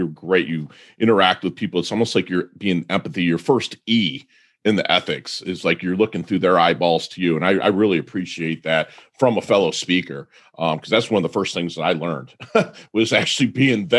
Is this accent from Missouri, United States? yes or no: no; Detroit area, Michigan, United States; I'm from Detroit area